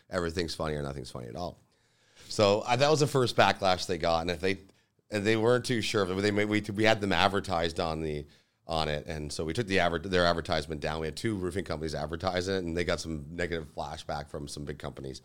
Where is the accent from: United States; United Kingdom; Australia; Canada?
Canada; Lincoln, Ontario; I grew up in Lincoln, you know, a hometown